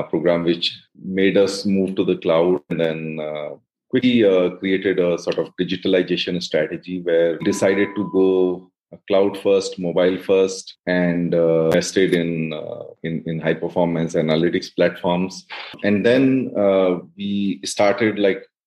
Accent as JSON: {"language": "English", "region": "Uttarakhand", "country": "India", "tie": "born or raised there", "also_born_or_lived": "Prayagraj / Hyderabad / Mumbai", "moved": "as an adult", "said": "I grew up in Uttarakhand."}